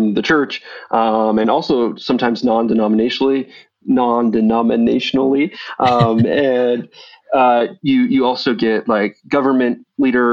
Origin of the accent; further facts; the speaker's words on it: Sandy, Utah, United States; moved away; I grew up in the suburbs of Salt Lake. I grew up in Sandy